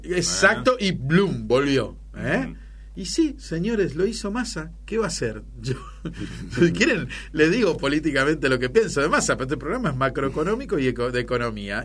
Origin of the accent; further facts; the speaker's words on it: Argentina; Somos Argentina